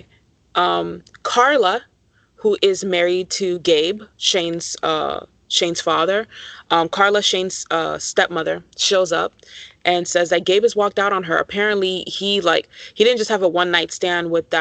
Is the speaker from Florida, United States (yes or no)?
yes; South Florida, United States; I grew up in South Florida